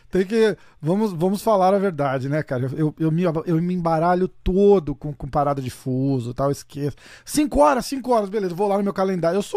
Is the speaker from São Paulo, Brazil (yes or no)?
yes; São Paulo, Brazil; eu sou de São Paulo, que massa.